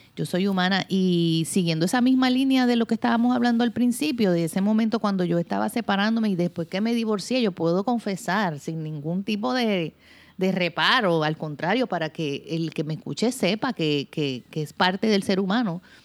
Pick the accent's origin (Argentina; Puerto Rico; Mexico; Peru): Puerto Rico; yo soy una mujer puertorriqueña. Eh, hoy día soy madre de dos, este, una mujer de 28 años y una jovencita de 15, Patricia y Mariana. Este, he vivido toda mi vida aquí en Puerto Rico